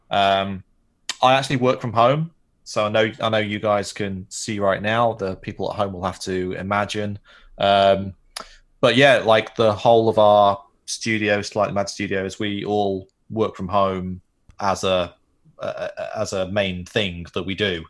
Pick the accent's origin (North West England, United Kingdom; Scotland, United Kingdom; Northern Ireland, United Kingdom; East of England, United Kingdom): North West England, United Kingdom; Manchester; I grew up in Manchester, which is north of London